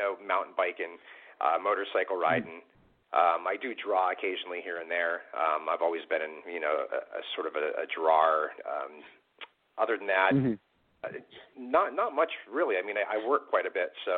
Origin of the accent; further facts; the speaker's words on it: Wilkes-Barre, Pennsylvania, United States; I'm from Wilkes-Barre, Pennsylvania